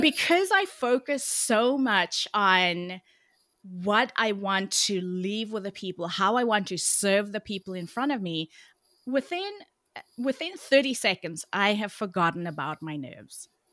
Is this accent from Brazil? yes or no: no; Cape Town, Western Cape, South Africa; moved away as an adult; now in Oakland, United States; although I live in the U S right now in Oakland, California, I'm originally from Cape Town, South Africa. So if you hear a bit of an accent, that is why